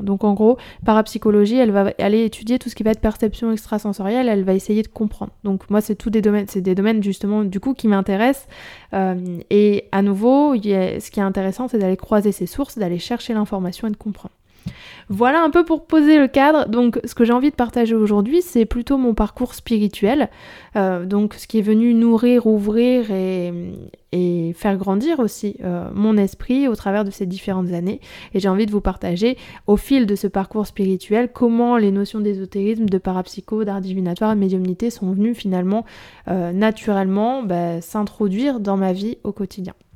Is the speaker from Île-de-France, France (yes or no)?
no; Nord, Hauts-de-France, France; je suis, je suis du Nord